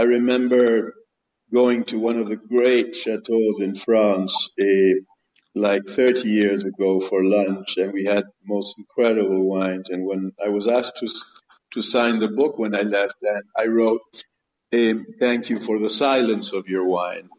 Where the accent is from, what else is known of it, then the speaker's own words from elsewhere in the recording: Bariloche, Río Negro, Argentina; also born or lived in Buenos Aires, Argentina / Chicago, United States / Mendoza, Argentina; Yes, I grew up in Bariloche. I was born in Buenos Aires, then lived for some years in Chicago in America, and and then came to Patagonia when I was about uh, seven years old, and and I was sort of raised there.